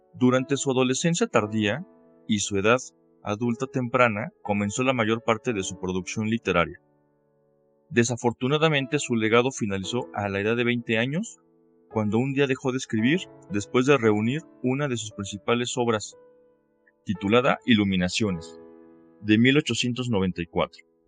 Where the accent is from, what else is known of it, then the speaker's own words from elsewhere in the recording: Mexico; Soy mexicano y soy consultor jurídico y docente